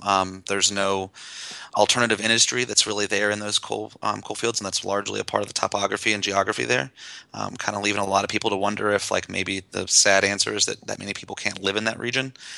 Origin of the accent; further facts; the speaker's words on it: West Virginia, United States; I grew up in West Virginia, not in the coal fields